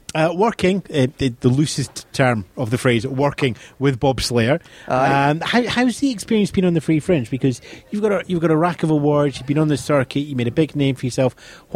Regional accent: Scotland, United Kingdom

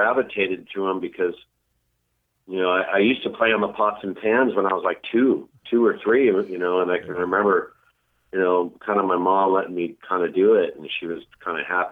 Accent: Carson, California, United States; I grew up in an oil town down here in Southern California called Carson

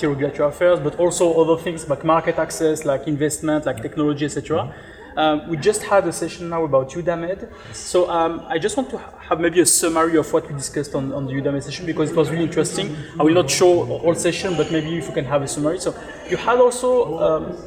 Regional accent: France; accent: French; English is a second language; my French accent.

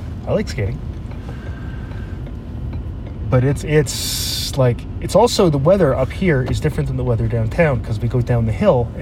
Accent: Canada; also born or lived in Sault Ste. Marie, Ontario / Newfoundland / Toronto; I play hockey. I'm a Canadian boy. We all can skate

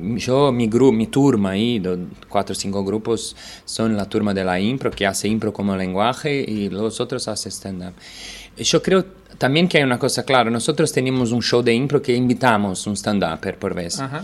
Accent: Brazil; vine de Brasil a dar un taller

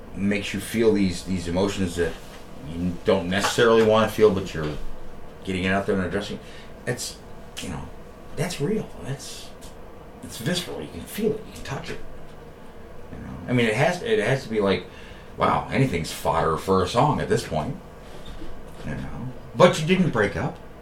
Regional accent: New York, United States; moved away as an adult; now in Columbus, United States; I'm from New York. I'm not. I'm not from Columbus. I'm not from Ohio. Uh, but although I've lived out here for you know, going on almost 14 years at this point

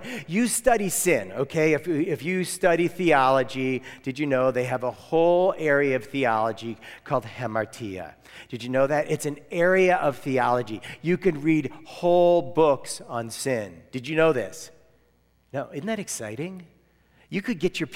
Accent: United States; I'm American

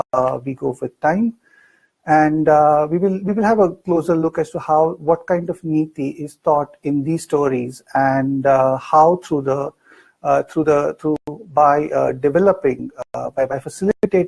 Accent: India; as an Indian

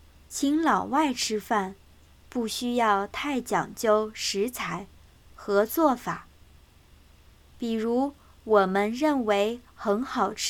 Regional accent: Southwest China, China; moved away as an adult; now in United States; 我当然是土生土长的。中国人。

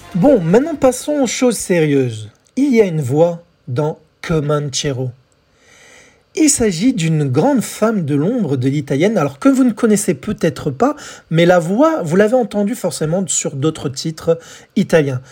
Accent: France; chez nous, en France

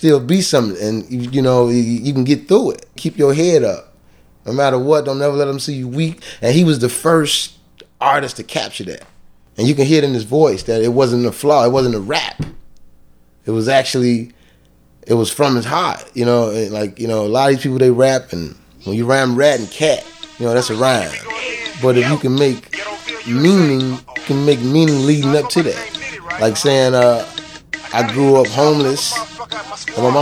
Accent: Chicago, Illinois, United States; I'm from Cabrini Green. Cabrini Green was a project

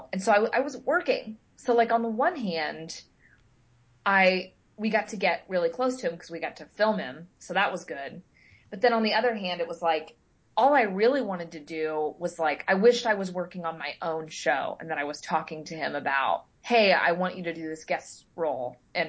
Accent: Midwest, United States; You know, I jokingly, lovingly will knock growing up in the Midwest.

